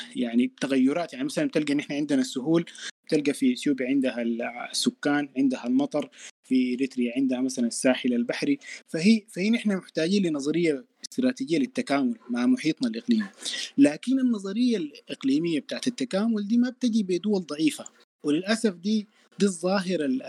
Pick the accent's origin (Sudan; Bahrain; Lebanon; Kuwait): Sudan; نحن كدولة سودانية